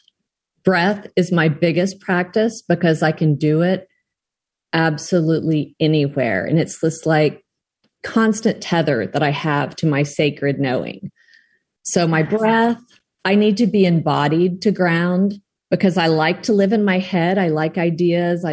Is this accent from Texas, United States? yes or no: yes; South Texas, United States; I grew up in South Texas where it was very, very hot